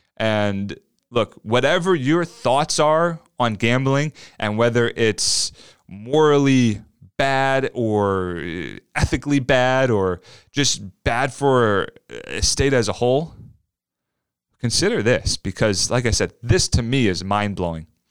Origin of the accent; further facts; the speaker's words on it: New Jersey, United States; growing up in South Jersey, right outside of South Philly